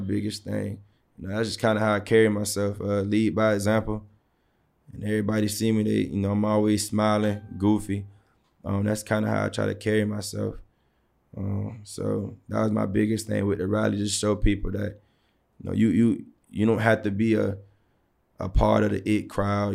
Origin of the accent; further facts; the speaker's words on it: Savannah, Georgia, United States; growing up in Savannah, It was one of those things where sports, sports took care of us